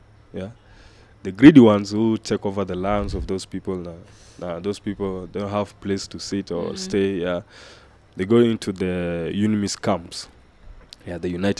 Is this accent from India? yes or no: no; South Sudan